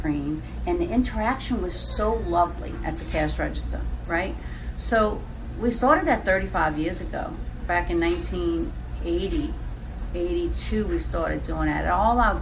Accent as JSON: {"language": "English", "area": "St. Bernard", "region": "Louisiana", "country": "United States", "tie": "born or raised there", "also_born_or_lived": "New Orleans", "said": "We were born and raised in New Orleans. I was raised in St. Bernard"}